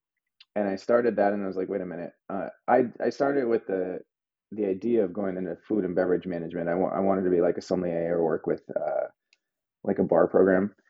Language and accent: English; Albuquerque, New Mexico, United States; moved away as an adult; now in Brooklyn, United States; I grew up outside of Old Town Albuquerque